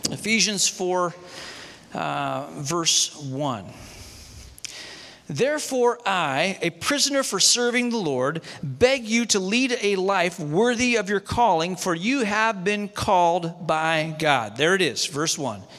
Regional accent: Malaysia; I grew up in Malaysia um, in the jungles of Malaysia, Novocaine didn't make it there.

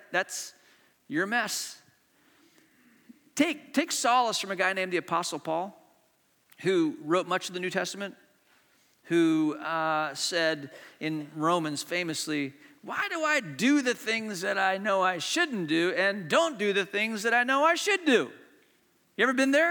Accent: Hong Kong; I was born in Hong Kong, and my brother was in the second grade at Hong Kong International School

